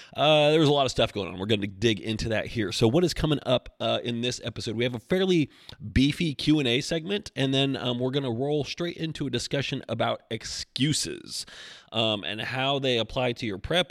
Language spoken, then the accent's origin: English; Oregon, United States; now in Asheville, United States; I'm from Oregon